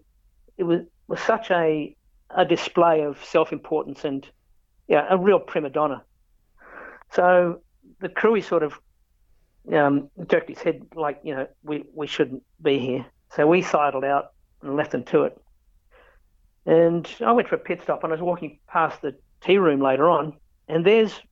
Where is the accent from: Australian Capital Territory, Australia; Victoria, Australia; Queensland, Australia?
Australian Capital Territory, Australia; Canberra; I have not worked in my hometown